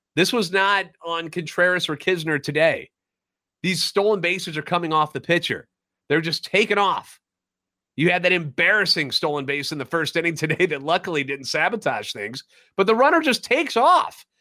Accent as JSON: {"language": "English", "town": "St. Louis", "region": "Missouri", "country": "United States", "tie": "born or raised there", "said": "Born and raised in Aleut, a lifetime Cardinals fan"}